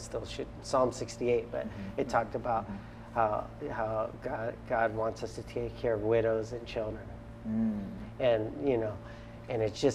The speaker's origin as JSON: {"language": "English", "area": "Kauai", "region": "Hawaii", "country": "United States", "said": "we're also from Kauai"}